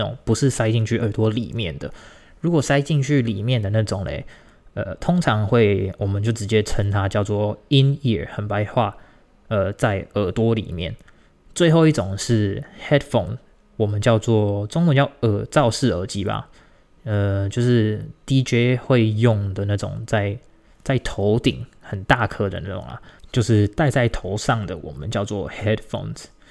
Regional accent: Tainan, Taiwan; 我是台南人，我住在台南

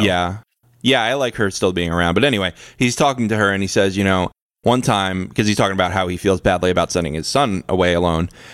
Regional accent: United States; I'm an American

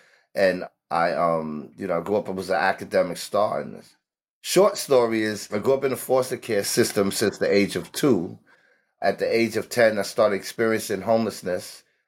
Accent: New York City, New York, United States; also born or lived in Harlem; I grew up in Harlem and the Bronx. I was born mostly and raised in the Bronx during the 70s when New York was flooded with gangs.

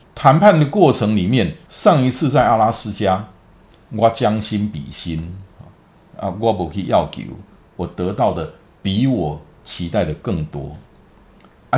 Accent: Taiwan; 我从台湾来

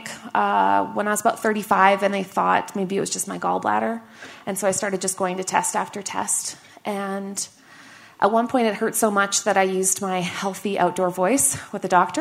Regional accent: Canada; moved away; also born or lived in Washington, D.C.; I am Canadian

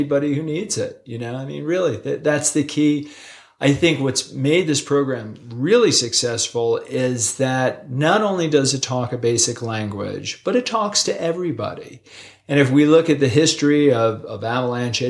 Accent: East Coast, United States; now in Utah, United States; when I was a kid growing up on the East Coast, I could have thrown a softball into the ocean from my house.

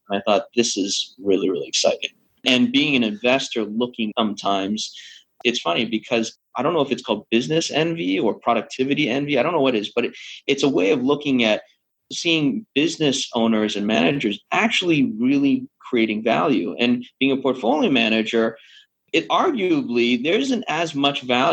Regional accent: Canada; moved away as an adult; also born or lived in London, Ontario; now in Hong Kong; I'm Canadian, born Canadian, graduate of the Ivy School of Business back in London, Ontario

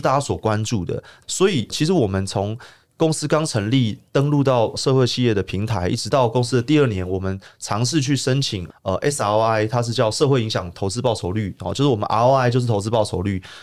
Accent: Taipei, Taiwan; also born or lived in Baihe, Tainan; 我是台北人

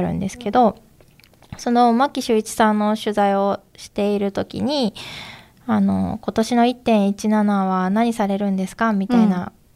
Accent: Saitama, Japan; also born or lived in Tokyo / Saga / Shiga; now in Nagahama, Japan; 東京生まれで、えー、っと、小学生から埼玉県民です。

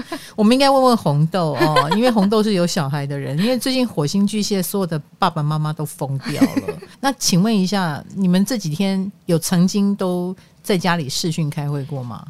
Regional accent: Greater Taipei, northern Taiwan, Taiwan; 我们北部，双北人

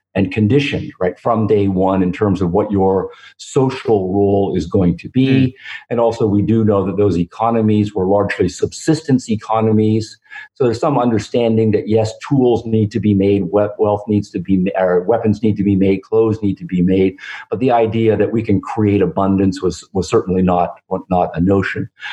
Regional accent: Canada; moved away as an adult; now in United States; growing up in Canada and living most of my career in the United States

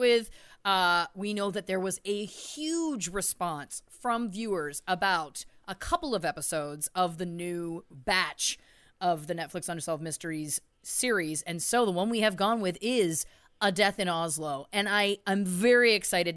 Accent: Canada; we're Canadian.

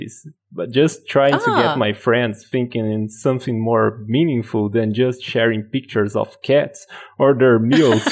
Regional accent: Brazil; English is a second language; I'm from Brazil

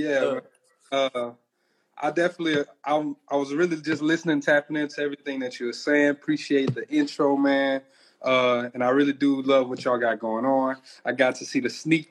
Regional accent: Louisiana, United States; we're from Louisiana.

